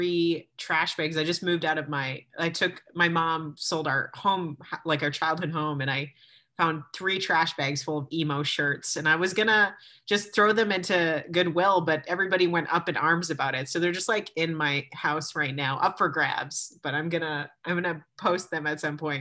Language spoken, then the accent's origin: English; Milwaukee, Wisconsin, United States; moved away as an adult; also born or lived in Chicago / New York City / New Zealand / Los Angeles; born and raised in Milwaukee. So I grew up here